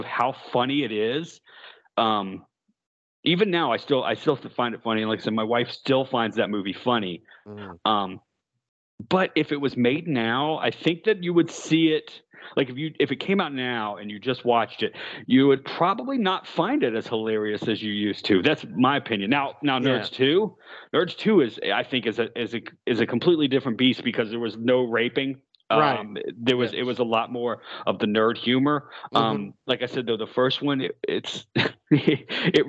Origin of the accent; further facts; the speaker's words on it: Stafford, Virginia, United States; I grew up in Stafford, Virginia.